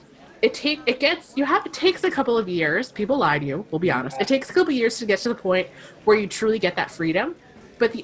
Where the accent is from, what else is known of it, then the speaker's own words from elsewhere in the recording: Rhode Island, United States; I am from Rhode Island, which is a small state in the U.S.